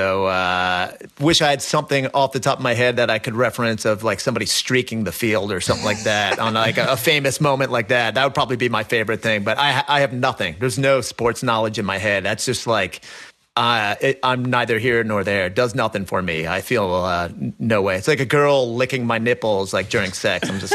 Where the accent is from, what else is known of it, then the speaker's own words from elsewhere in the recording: United States; grew up skating right outside of New York City. It's where I've always lived. I've always lived about 30 minutes roughly drive from downtown Manhattan